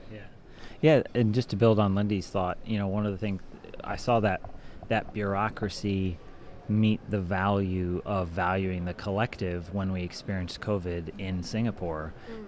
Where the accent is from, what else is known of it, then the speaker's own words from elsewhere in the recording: Ohio, United States; moved away as an adult; now in Switzerland; I grew up in Ohio